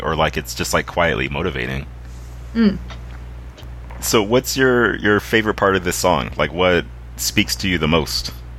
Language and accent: English; the South, United States; the young women I grew up around in the South